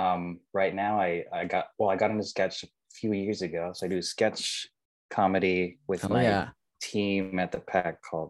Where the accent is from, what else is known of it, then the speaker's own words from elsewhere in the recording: Riverside, California, United States; I grew up in Southern California. I grew up in Riverside.